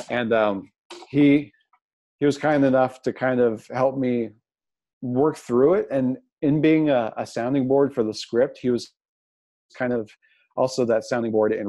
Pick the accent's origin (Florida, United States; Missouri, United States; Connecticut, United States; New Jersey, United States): Missouri, United States; Jackson; Uh, Jackson, Missouri.